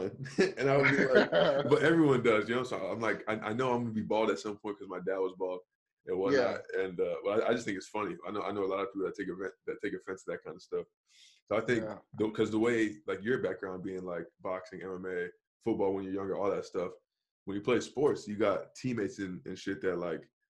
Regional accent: Orlando, Florida, United States; moved away as an adult; I grew up, born and raised in Orlando, Florida. I was there for 20 years.

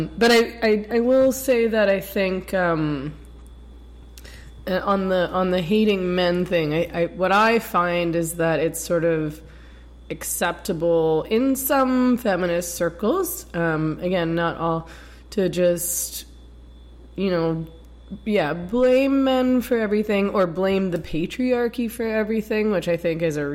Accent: Canada; I'm Canadian

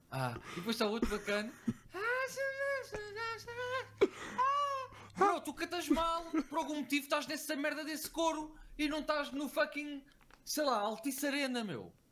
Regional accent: Lisbon, Portugal; Sou natural de São Domingos Benfica.

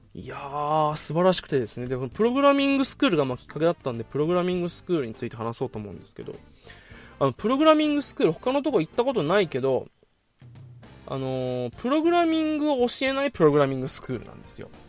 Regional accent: Okinawa, Japan; 地元沖縄

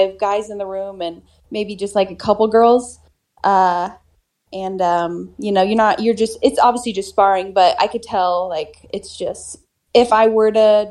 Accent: Susanville, California, United States; I went to my local gym in my hometown, Susanville, California

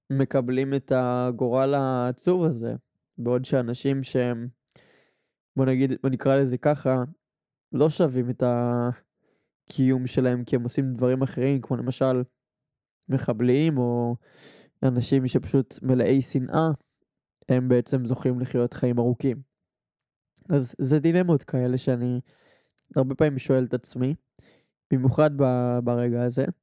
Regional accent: Rishon LeZion, Central District, Israel; ושהוא היה משמעותי ומהותי גם לעיר ראשון לציון שאני גדלתי בה ועדיין גר בה כל החיים.

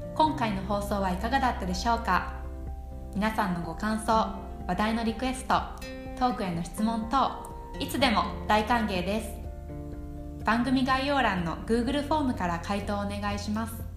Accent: Japan; moved away as an adult; also born or lived in Tokyo / Shizuoka; now in Minnesota, United States; 生まれ育ちは東京と静岡

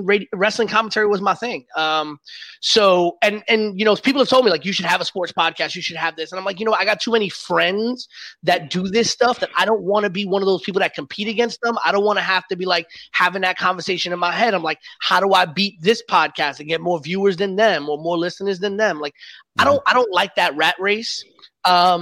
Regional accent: New York City, New York, United States; I grew up in the Bronx

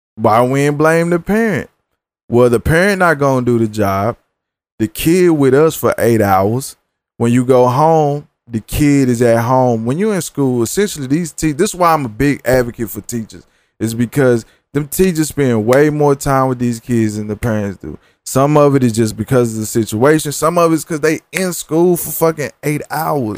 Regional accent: the South, United States; I'm from the South

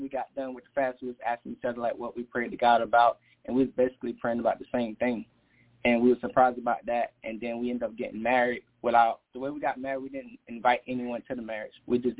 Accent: United States; she's Jamaican and I'm American.

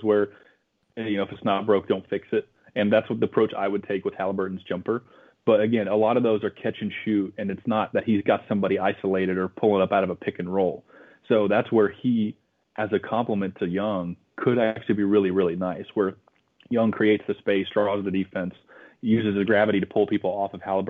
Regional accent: Chattanooga, Tennessee, United States; I'm from Chattanooga, Tennessee, probably my whole life

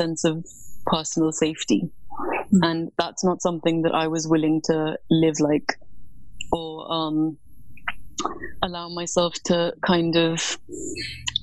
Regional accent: New Delhi, Delhi, India; moved away as an adult; now in London, United Kingdom; I was born in New Delhi, India. And that is where I grew up.

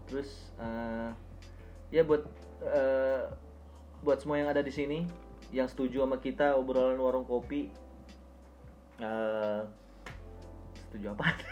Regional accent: Pontianak, West Kalimantan, Indonesia; now in Jakarta, Indonesia; kota gue di Pontianak uh

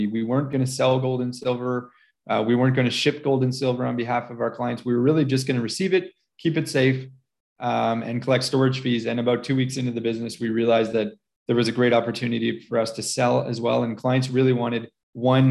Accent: Montreal, Quebec, Canada; moved away as an adult; also born or lived in Grand Cayman, Cayman Islands; now in Cayman Islands; I grew up in Montreal, Canada

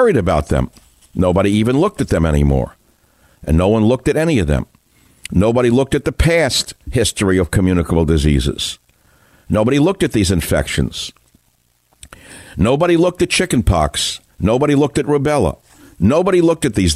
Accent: New York City, New York, United States; I grew up in New York City reading the New York Daily News

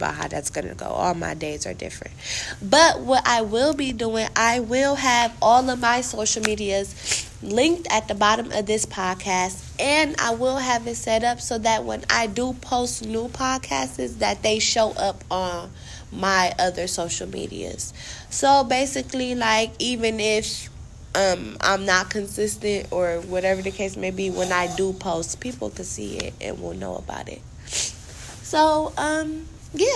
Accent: Cleveland, Ohio, United States; I was born and raised in Cleveland. I still reside here in Cleveland

